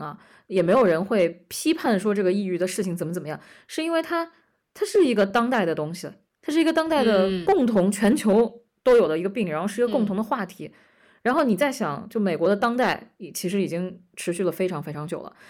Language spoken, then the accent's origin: Chinese; China; 就是作为中国人，你肯定你肯定知道那段那段历史很痛啊，你知道你的父亲母亲很苦过